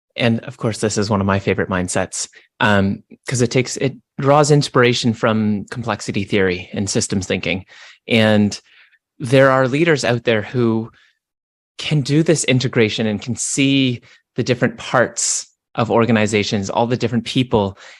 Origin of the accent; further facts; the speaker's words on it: Canada; I'm Canadian